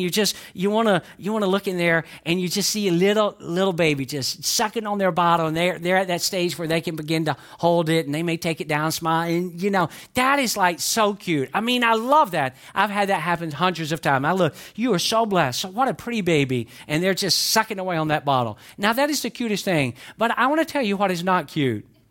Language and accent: English; the South, United States; accent: southern; I'm from the South, but I can speak, I can speak quick when I need